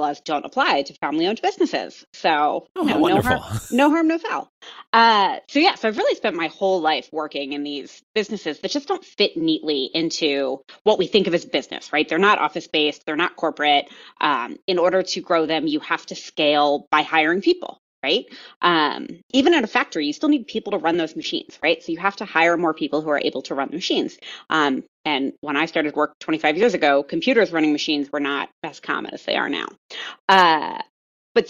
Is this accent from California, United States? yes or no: no; Colorado, United States; I'm from Colorado